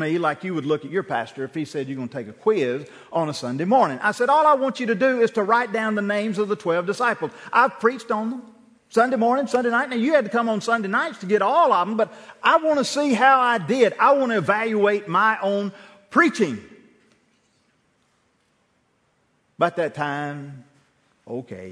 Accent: Bruce, Mississippi, United States; First Baptist Church Bruce at some point where I grew up in Calhoun County

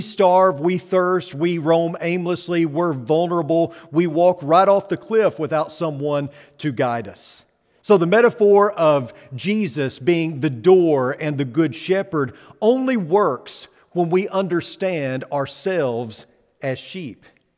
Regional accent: Missouri, United States; But where I come from the Holy Land, which is Missouri, where I come from, there actually were a lot of sheep.

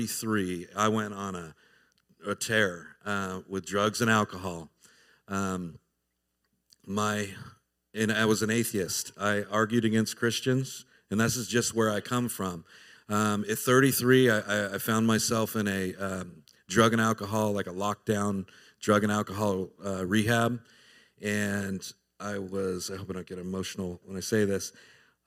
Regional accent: Southern California, United States; moved away as an adult; now in Tennessee, United States; I was born and raised in Southern California, grew up a heathen

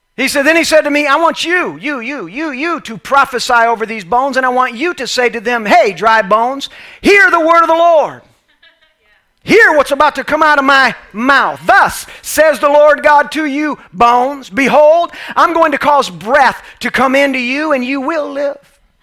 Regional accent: Orlando, Florida, United States; I'm actually from Orlando, Florida

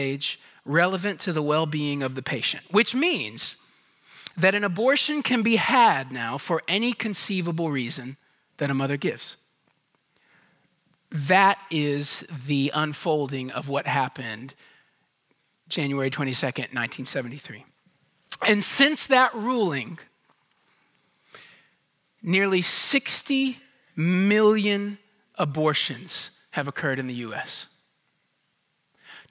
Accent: Houston, Texas, United States; I grew up in Houston

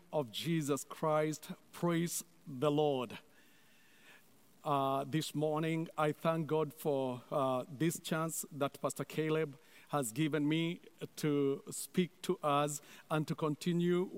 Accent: Kenya; moved away; I was born and raised in Kenya

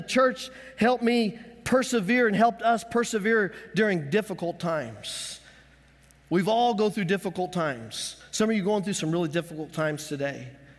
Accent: Colorado, United States; When we lived growing up in Colorado and I learned to love the Denver Donkeys, that was our family in Colorado.

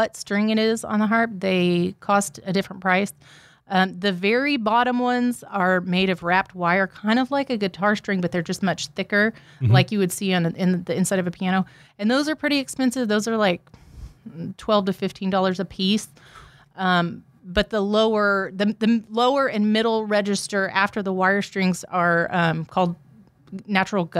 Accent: Houston, Texas, United States; now in Nacogdoches, United States; I grew up in Houston and things are a little bit different in a big city

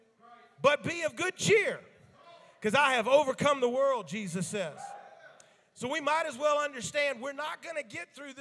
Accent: the South, United States; me growing up in the South

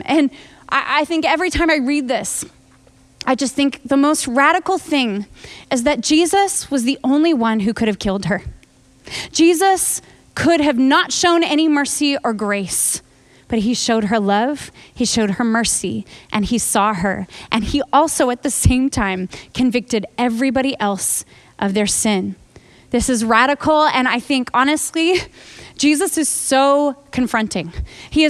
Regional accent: United States; I'm American

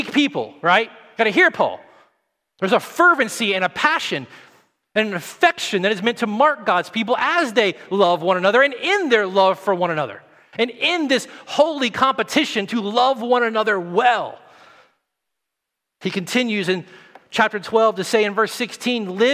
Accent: the South, Tennessee, United States; moved away; I come from the South

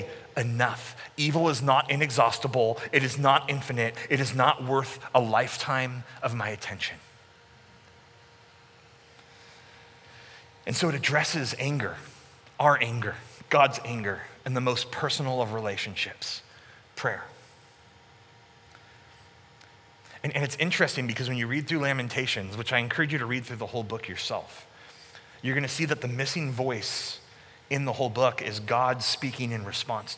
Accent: Sacramento, California, United States; moved away as an adult; also born or lived in Canada; I moved back in 2002 from Canada back to Sacramento, and I was working at my home church

